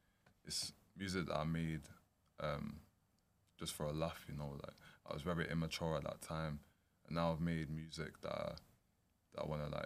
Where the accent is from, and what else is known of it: Manchester, North West England, United Kingdom; born or raised there